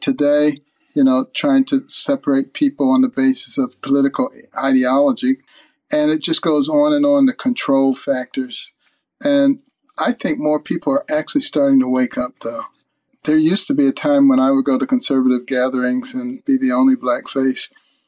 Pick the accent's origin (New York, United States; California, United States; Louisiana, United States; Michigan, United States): Michigan, United States; Detroit; also born or lived in Boston; I grew up in Detroit and Boston, Democrat strongholds. Then went to New Haven for college, the Democrat stronghold.